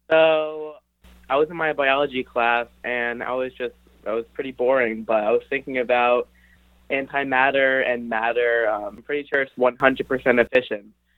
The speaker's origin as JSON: {"language": "English", "region": "Maryland", "country": "United States", "said": "I am from Maryland"}